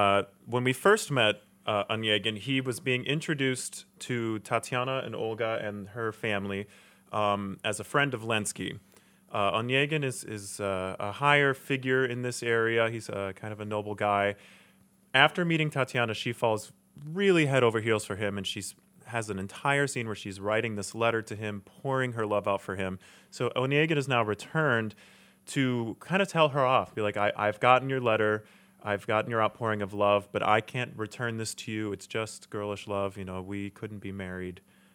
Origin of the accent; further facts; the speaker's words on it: Wixom, Michigan, United States; I am local. I grew up in Wixom, Michigan, just about 30 minutes from the studio.